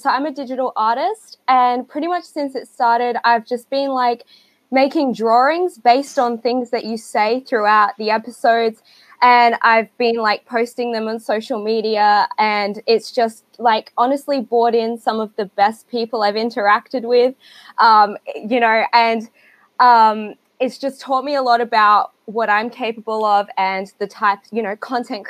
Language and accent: English; Adelaide, South Australia, Australia; I'm from Australia. I live in Adelaide, so I'm one state over.